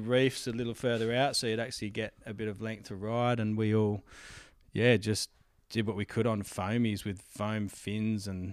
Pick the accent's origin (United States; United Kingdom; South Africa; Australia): Australia; Perth, Western Australia; I'm born and bred West Aussie, mate. Proud of it.